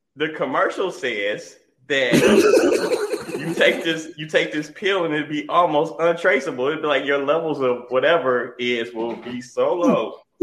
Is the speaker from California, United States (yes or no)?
no; Michigan, United States; we're from Michigan.